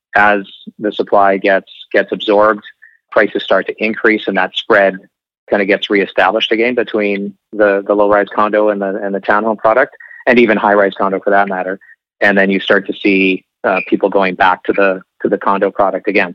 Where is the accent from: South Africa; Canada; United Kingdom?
Canada; Okanagan, British Columbia; now in Vancouver, Canada; I'm I'm from the Okanagan